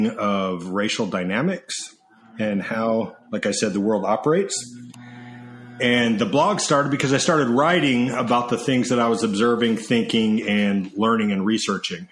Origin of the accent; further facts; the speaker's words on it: Sandy, Utah, United States; moved away as an adult; also born or lived in Atlanta, Georgia / Philadelphia, Pennsylvania; now in Southern California, United States; I grew up in Sandy, Utah, which is the suburbs of Salt Lake